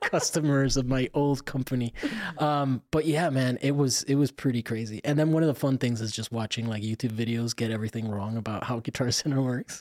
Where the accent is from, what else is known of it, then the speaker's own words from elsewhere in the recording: Florida, United States; I'm from Florida